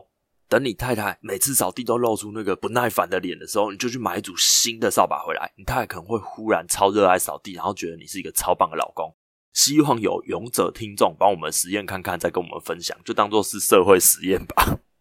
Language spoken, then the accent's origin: Chinese; northern Taiwan, Taiwan; born there; 其实我自认为我的台语，在我这个年纪，北部出生的小孩，我已经超级无敌溜了。